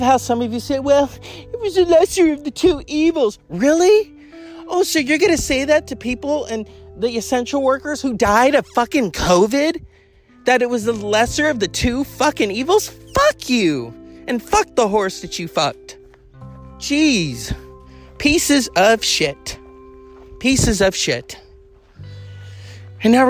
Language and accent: English; California, United States; as a Californian and as an American